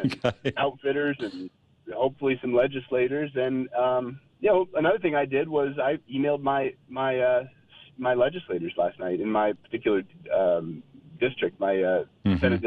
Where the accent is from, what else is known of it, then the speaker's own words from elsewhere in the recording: Colorado, United States; I grew up in Colorado